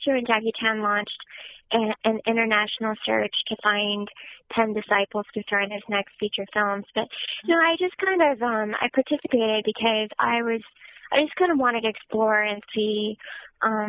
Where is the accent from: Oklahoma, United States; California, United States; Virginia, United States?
California, United States; Southern; I was born and raised in Southern California